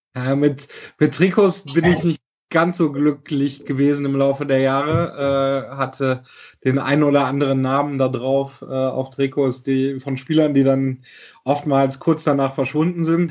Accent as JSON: {"language": "German", "area": "near Cologne", "region": "North Rhine-Westphalia", "country": "Germany", "tie": "born or raised there", "said": "ich bin tatsächlich äh, in, im Kölschgürtel geboren bei Köln mhm. ähm, und dort aufgewachsen."}